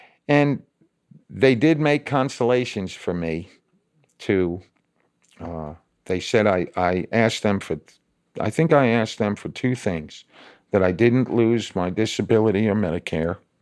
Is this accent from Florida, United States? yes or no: no; New York, United States; moved away as an adult; also born or lived in Oklahoma City / Dallas / South Carolina / Austin; now in Indianapolis, United States; I'm from New York